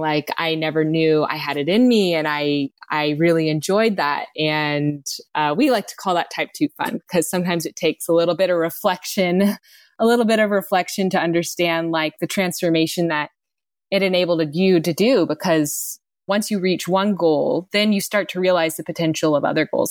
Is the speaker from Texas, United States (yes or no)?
yes; Texas, United States; I grew up in Texas, and basically where I was from, there were no mountains